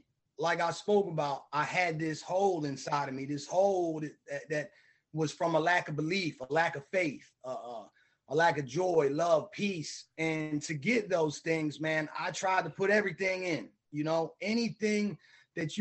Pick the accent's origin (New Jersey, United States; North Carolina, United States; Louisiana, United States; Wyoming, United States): New Jersey, United States; Bridgeton; I grew up in Bridgeton, New Jersey.